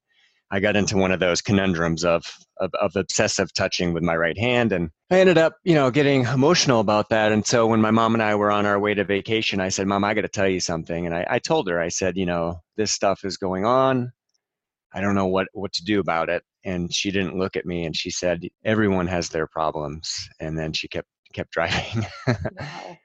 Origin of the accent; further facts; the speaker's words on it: New Hampshire, United States; Growing up in New Hampshire in the 80s